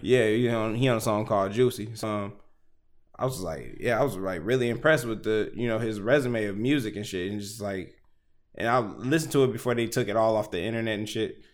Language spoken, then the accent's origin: English; Houston, Texas, United States; also born or lived in Detroit, Michigan; I'm from Detroit. But if I, like, if I, at ten years old, moved to Houston, Texas, and I've been living there all the way until I'm twenty-nine, I'm from Houston